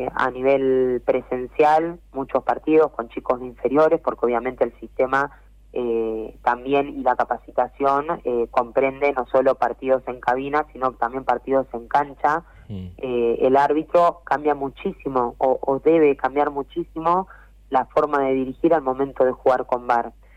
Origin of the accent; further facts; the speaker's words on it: Quilmes, Buenos Aires Province, Argentina; Yo soy de Quilmes